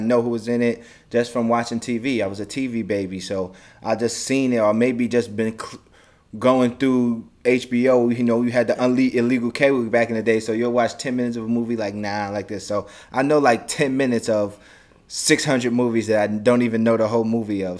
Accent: United States; I'm from America

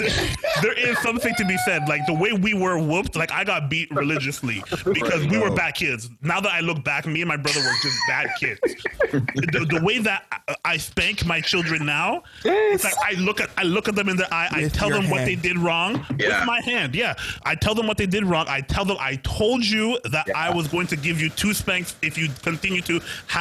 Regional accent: Haiti; now in Canada; I know what I went through when I was raised back in Haiti, and now I live in a place where there's like this place called Tim Hortons, and you go get double doubles for a toonie.

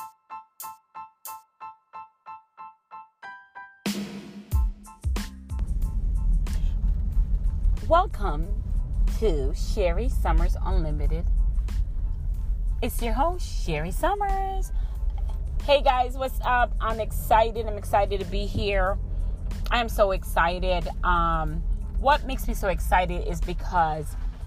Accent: Jamaica; moved away; also born or lived in Tampa, Florida; We're from Jamaica, so we were raised to be pretty much go to school, go to college, hardworking people

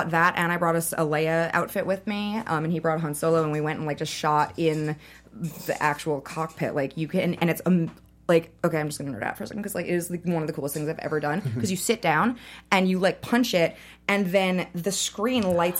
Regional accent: New York, United States; moved away; I'm from New York, we're going home to New York in a few weeks

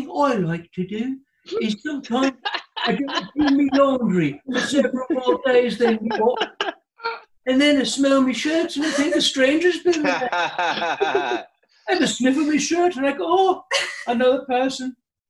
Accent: Germany; I'm from Germany originally, and I cannot do.

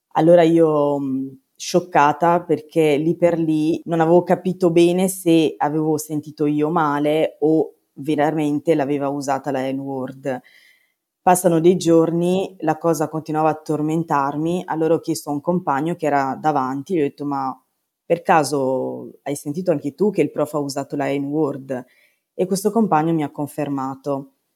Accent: Padua, Veneto, Italy; sono di Padova

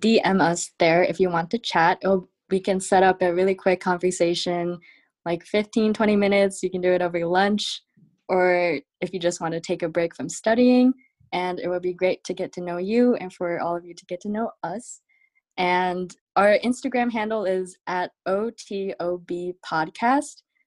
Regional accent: Cleveland, Ohio, United States; I am from Cleveland, Ohio

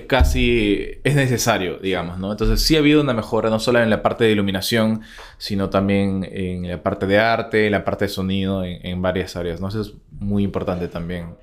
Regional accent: Peru; nosotros como peruanos o como latinoamericanos en general

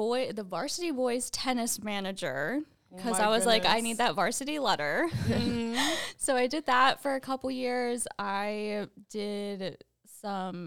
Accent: New Jersey, United States; I am from New Jersey, so I went to a college in New Jersey called Stockton University.

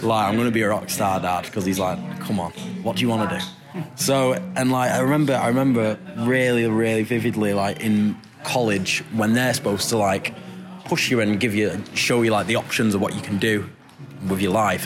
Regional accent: Glossop, East Midlands, United Kingdom; we, like me and …, the lead singer, grew up in this tiny little town called Glossop, which is just outside Manchester

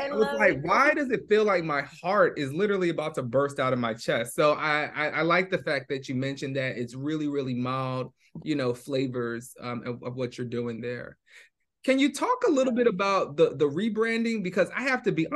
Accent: New York, United States; moved away as an adult; now in Bay Area, United States; I was born and raised in New York

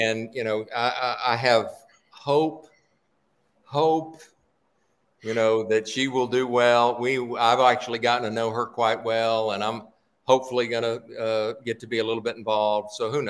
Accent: Houston, Texas, United States; now in Philadelphia, United States; I grew up in Houston. It was like, you know, about 70% humidity most of the time.

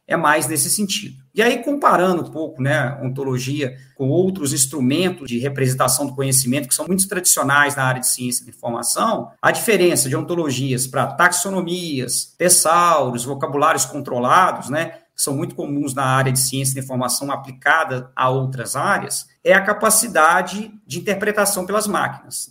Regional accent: Conselheiro Lafaiete, Minas Gerais, Brazil; moved away as an adult; also born or lived in Belo Horizonte / Espírito Santo / Porto, Portugal; now in Juiz de Fora, Brazil; eu sou natural de Conselheiro Lafayette

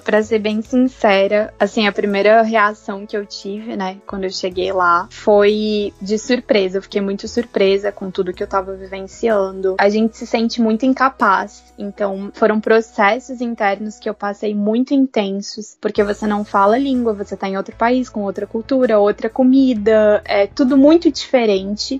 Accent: Brazil; moved away as an adult; also born or lived in South Africa; construir minha carreira aqui no Brasil

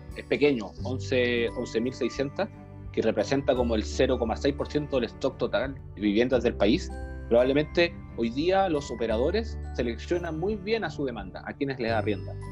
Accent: Iquique, Tarapacá, Chile; now in Santiago, Chile; soy iquiqueño, siempre destaco eso para que la gente lo sepa, la gente de regiones también haciendo patria aquí en Santiago

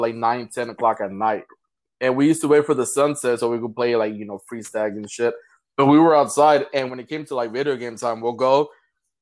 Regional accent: Los Angeles, California, United States; also born or lived in Moreno Valley; I was from South Central. That's where I grew up.

